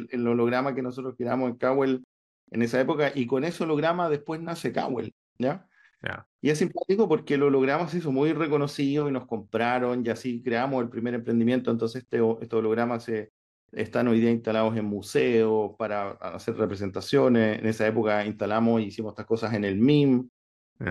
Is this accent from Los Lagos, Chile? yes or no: yes; San Pablo, Los Lagos, Chile; moved away; yo soy del sur de Chile, un pueblito que se llama San Pablo, está cerca de Osorno.